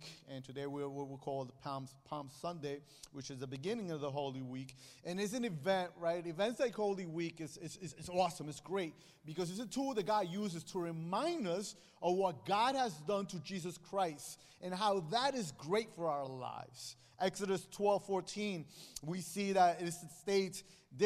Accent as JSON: {"language": "English", "country": "Guatemala", "moved": "yes", "said": "I come from Guatemala, and Guatemala is a small country next to Mexico."}